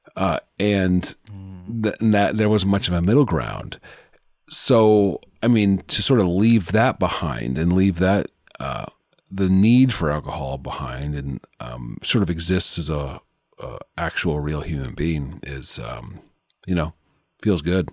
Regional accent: Omaha, Nebraska, United States

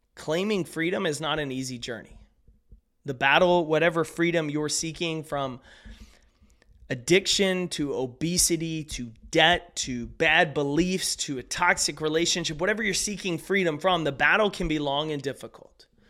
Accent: East Texas, United States; Where I grew up in East Texas

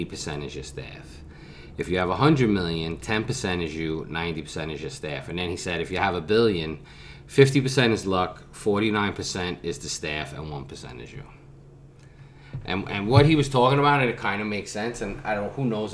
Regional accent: New York City, New York, United States; growing up in Brooklyn

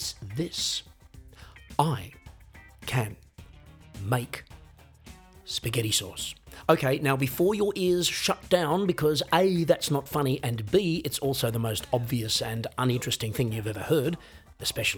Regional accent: Australia; an Australian musician, songwriter, singer, comedian

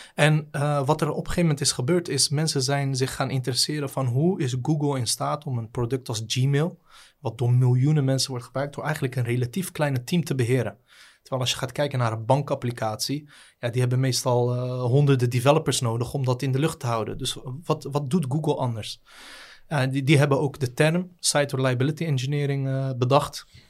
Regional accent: Rotterdam, South Holland, Netherlands; also born or lived in The Hague; now in Ridderkerk, Netherlands; opgegroeid, althans geboren in Den Haag. opgegroeid in Rotterdam-Zuid.

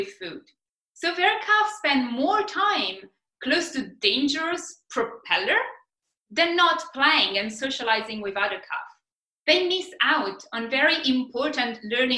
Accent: Italy; now in Australia; I'm Italian. We are all about the food.

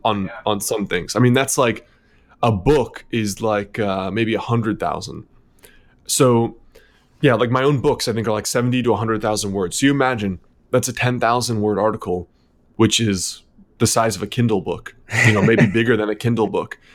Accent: Connecticut, United States; also born or lived in New York City; I was born in New York City, then raised in Connecticut

